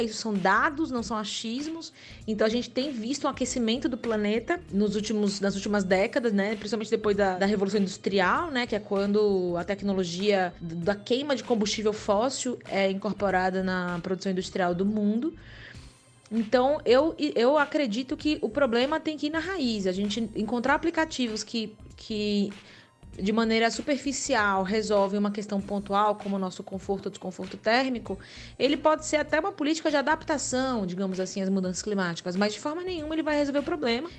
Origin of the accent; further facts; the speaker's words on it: Aracaju, Sergipe, Brazil; now in São Paulo, Brazil; Aracaju, minha terra